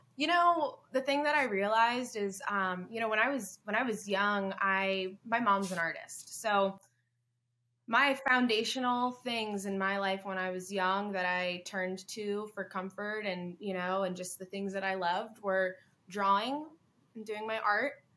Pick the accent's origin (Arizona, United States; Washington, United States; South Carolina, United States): South Carolina, United States; Hilton Head Island; I, I, come from Hilton Head Island, South Carolina. I was born and raised down there